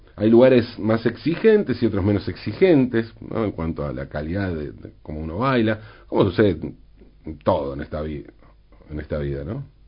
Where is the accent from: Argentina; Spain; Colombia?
Argentina; Valentín Alsina, Buenos Aires Province; mi ciudad natal, de mi barrio, Valentín Alsina